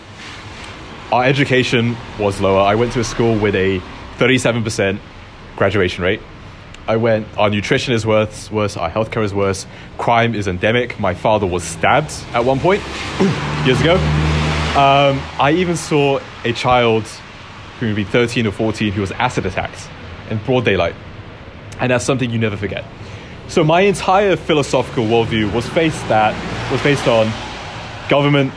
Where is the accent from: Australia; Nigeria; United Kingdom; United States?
United Kingdom; London; my hometown of Barking Dagenham